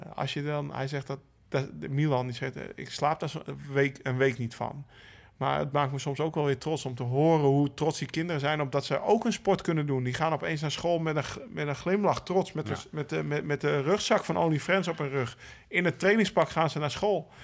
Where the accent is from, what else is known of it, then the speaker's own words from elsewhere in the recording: Netherlands; als Nederlanders